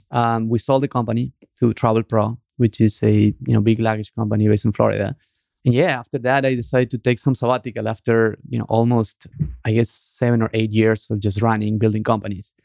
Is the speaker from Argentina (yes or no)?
yes; Argentina; moved away; the group of Argentinians that were friends